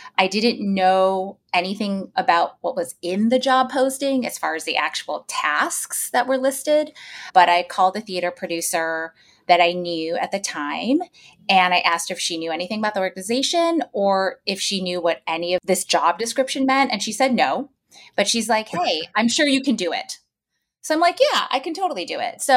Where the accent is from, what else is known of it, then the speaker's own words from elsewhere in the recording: New York, United States; as a New Yorker